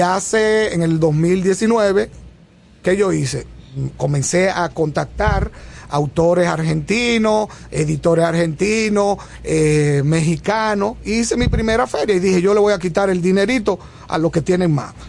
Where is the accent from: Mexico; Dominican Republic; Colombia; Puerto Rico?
Dominican Republic; Barahona; moved away as an adult; yo nací en Barahona y vine a la universidad a los 17 años